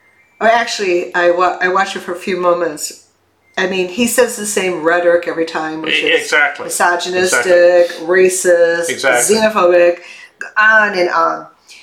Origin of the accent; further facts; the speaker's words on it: Chicago, Illinois, United States; I grew up in the Chicago area